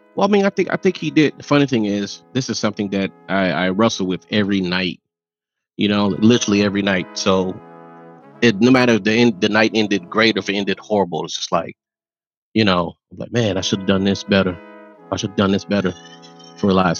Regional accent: Miami, Florida, United States; growing up in Miami

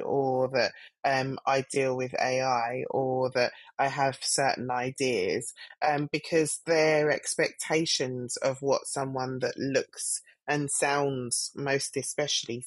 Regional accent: London, United Kingdom; I'm a Black female that grew up in Southwest London. I'm from Streatham Vale

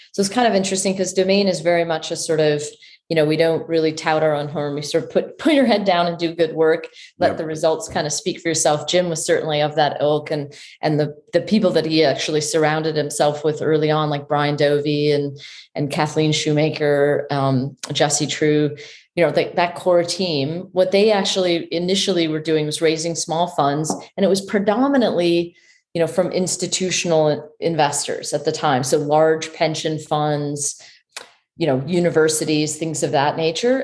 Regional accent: Chicago, Illinois, United States; born and raised in Chicago

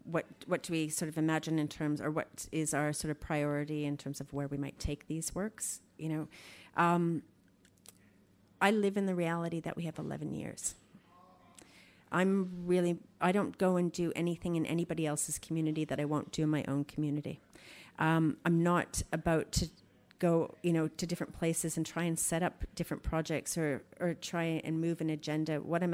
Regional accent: Canada; now in Australia; You know, I'm Canadian, you know, like I'm much more, I know how to survive a lot more in Canada than I do Australia, you know

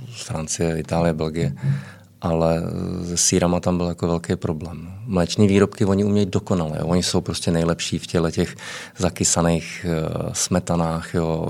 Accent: Czechia; moved away as an adult; also born or lived in Prague / Moscow, Russia / Australia / Estonia; my jsme tam vnímáni jako, jako velmi pozitivně, jako Češi

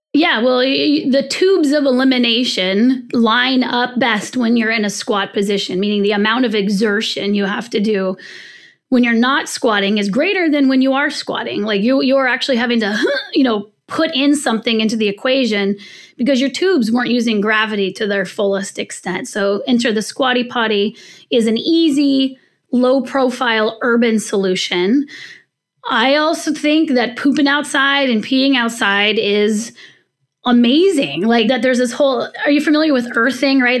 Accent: California, United States; I'm from the West Coast, I was born in California

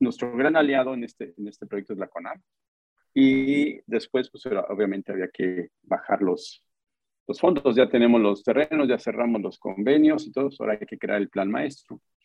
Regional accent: Tlalnepantla, State of Mexico, Mexico; now in Cancún, Mexico; yo soy eh, eh, nacido en la Ciudad de México, en, la zona metropolitana, crecí en Tlanepantla, Estado de México

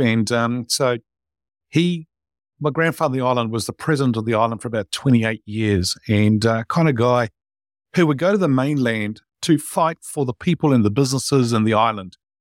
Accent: New Zealand; born or raised there

